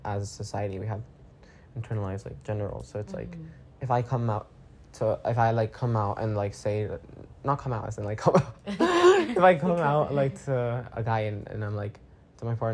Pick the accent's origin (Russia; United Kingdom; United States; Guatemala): Guatemala; I'm from Guatemala